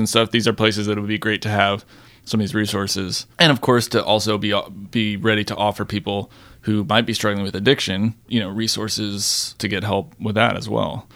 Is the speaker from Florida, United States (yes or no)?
yes; Florida, United States; I'm also from Florida